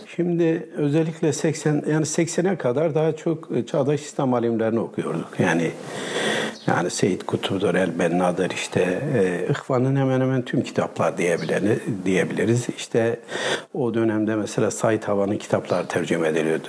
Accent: Malatya, Turkey; now in Istanbul, Turkey; Ben Malatyalıyım. E, Malatya Açıdağ doğumluyum. Ee, Ee, ilkokul, ortaokul, lise, üniversite hepsini Malatya'da okudum

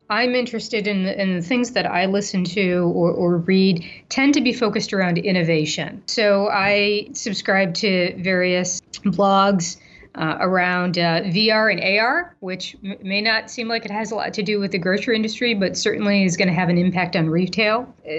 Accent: Ohio, United States; now in Iowa, United States; You know, I am a transplant from Ohio just 6 months ago, so I don't really have a dog in this fight.

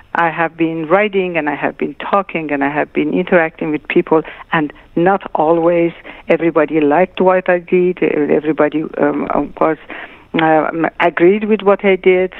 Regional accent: Tehran, Tehran Province, Iran; moved away; also born or lived in Shiraz; my parents moved to Tehran when I was a year and a half

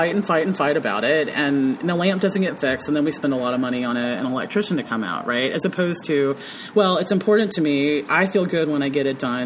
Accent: the South, United States; also born or lived in Memphis, Tennessee; growing up in the South

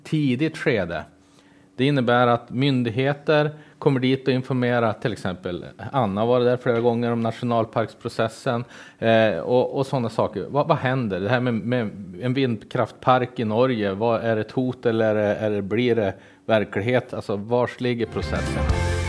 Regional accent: Kiruna, Norrbotten County, Sweden; now in Jämtland, Sweden; jag såg ingen riktig barrskog förrän jag var tre år eftersom jag föddes upp i Kiruna

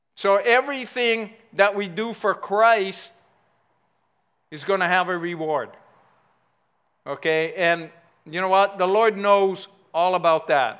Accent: United States; I grew up in Ever Beach

